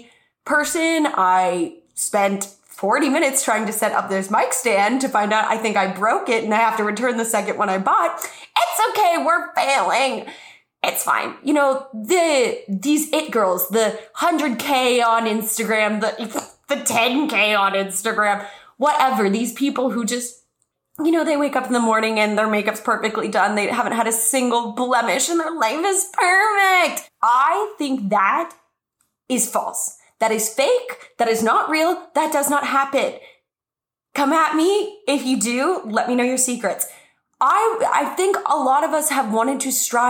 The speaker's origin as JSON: {"language": "English", "region": "New Mexico", "country": "United States", "tie": "born or raised there", "moved": "as an adult", "lives_now": "Los Angeles, United States", "said": "my whole life growing up in New Mexico, I was like, I don't fit in New Mexico."}